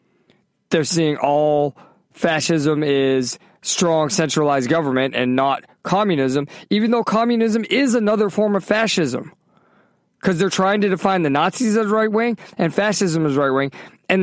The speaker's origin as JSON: {"language": "English", "area": "the North", "region": "Northern United States", "country": "United States", "tie": "born or raised there", "said": "I mean, I grew up in the North. I grew up in the North"}